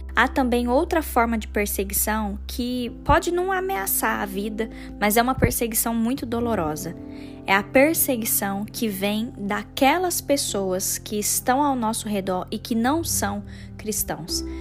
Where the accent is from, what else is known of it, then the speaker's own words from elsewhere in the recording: Votuporanga, São Paulo, Brazil; moved away; da minha cidade natal, de Votuporanga